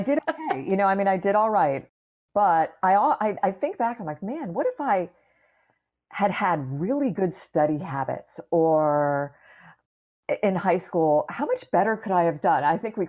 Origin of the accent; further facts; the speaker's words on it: Clearwater, Florida, United States; I grew up in Clearwater, Florida, which is just up the road from where I am right now.